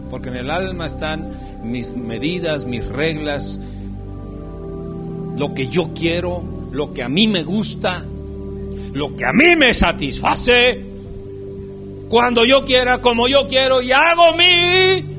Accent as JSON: {"language": "Spanish", "region": "Michoacán", "country": "Mexico", "said": "Yo soy de Michoacán, desde aquí, … es de Michoacán."}